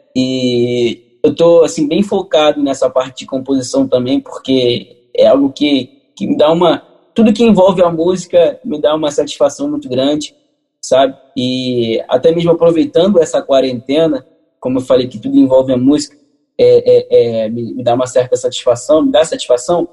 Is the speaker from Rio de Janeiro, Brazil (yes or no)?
yes; Rio de Janeiro, Brazil; Eu moro aqui no Rio de Janeiro, tá nascido e criado aqui no Catete